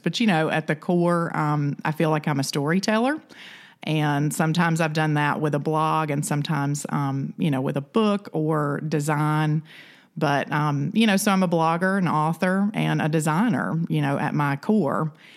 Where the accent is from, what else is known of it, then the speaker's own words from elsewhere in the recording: the South, United States; I'm from the South